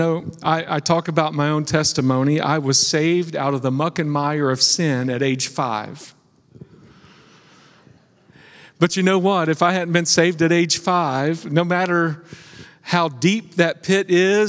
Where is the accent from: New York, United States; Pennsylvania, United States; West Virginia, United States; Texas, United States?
West Virginia, United States; I was raised in West Virginia, and they had this saying